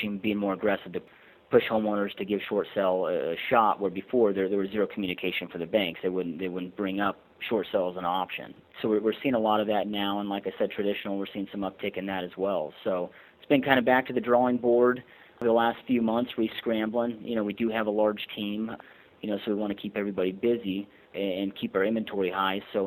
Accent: Michigan, United States; moved away as an adult; now in Surprise, United States; I'm actually originally from Michigan and relocated out here in 2004

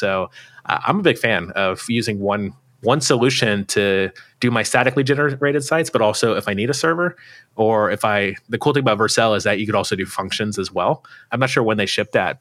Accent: United States; accent: American; my American accent

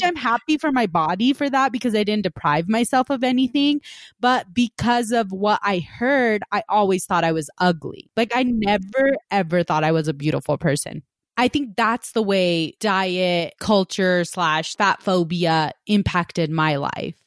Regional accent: West Valley, United States; I grew up in West Valley and we had a lot of Hispanic families

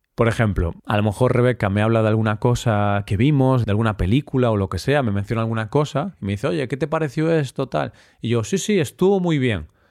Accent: Galicia, Spain; somos los gallegos, los habitantes de Galicia

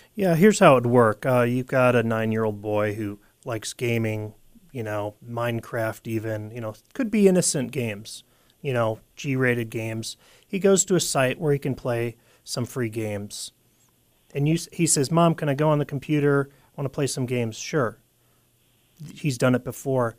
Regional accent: United States; the split personality we have as as an American people

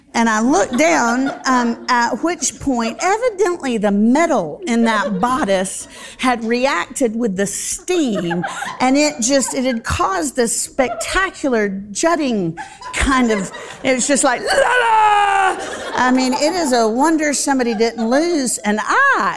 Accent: Central Florida, United States; I grew up in Central Florida

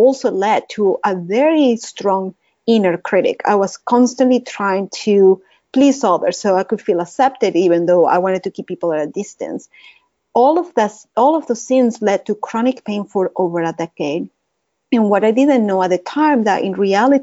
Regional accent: Caracas, Capital District, Venezuela; English is a second language; moved away as an adult; now in Dallas, United States; this is not my Texan accent. I'm from Caracas, Venezuela

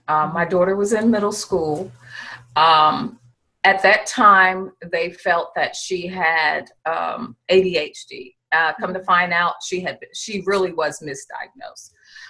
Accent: Norfolk, Virginia, United States; I was looking to go into the Navy because I'm from the Norfolk area

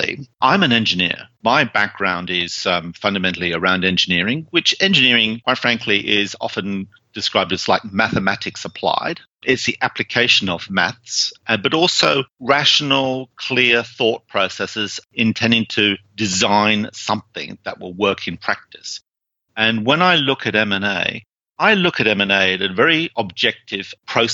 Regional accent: United Kingdom; moved away; you probably sort of gained from my accent that I originally came from the UK. That's where I came from.

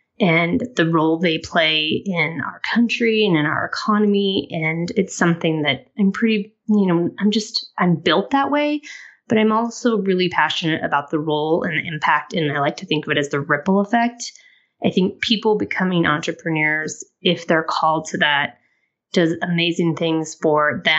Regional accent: Colorado, United States; also born or lived in Denver; I am originally from Southwest Colorado, so closer to the Four Corners region. I've lived in Denver for extensive time, but I've actually lived kind of all over the country

